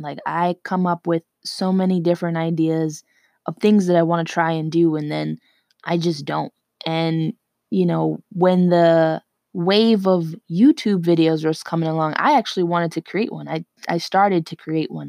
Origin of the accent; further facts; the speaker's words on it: New York City, New York, United States; I'm from New York, okay? And when I say New York, I mean New York City